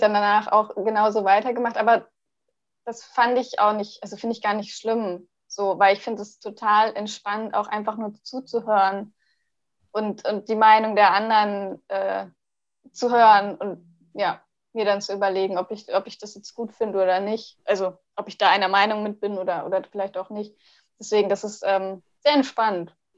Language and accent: German; Hanover, Lower Saxony, Germany; now in Siegburg, Germany; ich komme ja ursprünglich aus Hannover